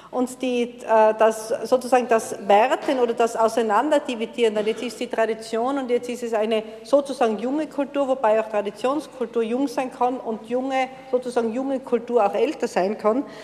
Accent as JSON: {"language": "German", "town": "Innsbruck", "region": "Tyrol", "country": "Austria", "said": "Und man hat als Innsbrucker den Luxus, dass man fast tagtäglich aus diesen ganz verschiedenen Bereichen wählen kann."}